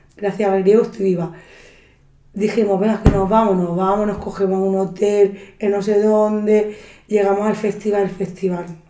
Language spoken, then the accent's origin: Spanish; Andalusia, Spain; yo como andaluza